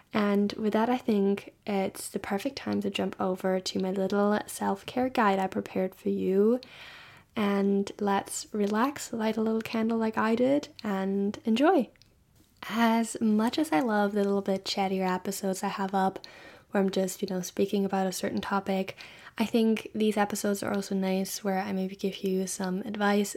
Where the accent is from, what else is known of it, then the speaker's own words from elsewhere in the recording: Germany; moved away; I'm from Germany